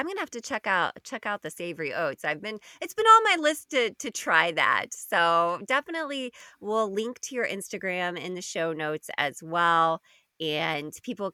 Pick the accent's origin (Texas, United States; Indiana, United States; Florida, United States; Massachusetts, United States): Indiana, United States; I grew up in Indiana